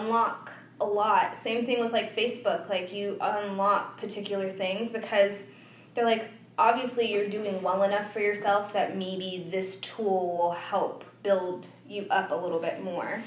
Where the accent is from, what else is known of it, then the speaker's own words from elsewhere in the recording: Tucson, Arizona, United States; moved away; pretty much was born and raised in Tucson, Arizona